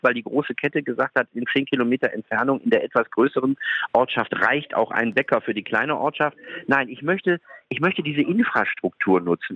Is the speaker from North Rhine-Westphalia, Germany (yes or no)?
yes; Duisburg, North Rhine-Westphalia, Germany; now in Frankfurt, Germany; Ich bin hier aus dem Rheinland, ich bin aus Duisburg